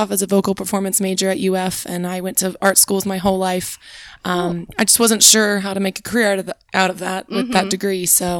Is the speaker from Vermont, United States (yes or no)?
no; Jacksonville, Florida, United States; also born or lived in Gainesville, Florida / Orlando, Florida; I am originally from Jacksonville, Florida. And I live there currently as well, but I moved away just for a few years to go to college.